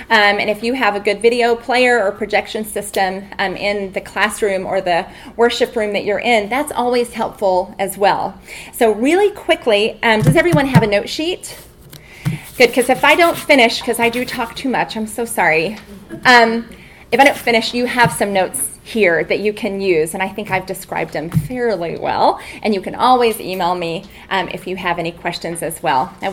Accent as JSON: {"language": "English", "town": "Albuquerque", "region": "New Mexico", "country": "United States", "said": "from Albuquerque, New Mexico."}